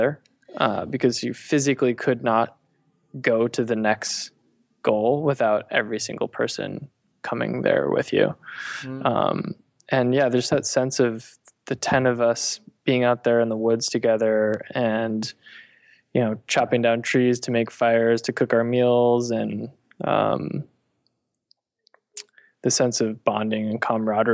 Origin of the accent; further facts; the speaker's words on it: Connecticut, United States; moved away; I grew up in Connecticut, which is sort of a suburban area near New York